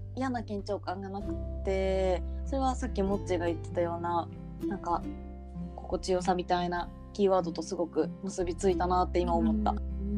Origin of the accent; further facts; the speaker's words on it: Kansai, Japan; 私たち関西人なので